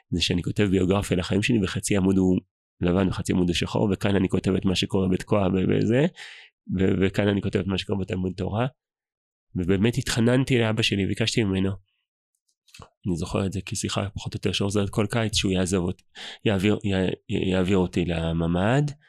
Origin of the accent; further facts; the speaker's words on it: Tekoa, Judea and Samaria Area, Israel; also born or lived in Jerusalem; אה, גדלתי מגיל חמש ביישוב תקועה. לפני כן נולדתי בירושלים ונדדנו קצת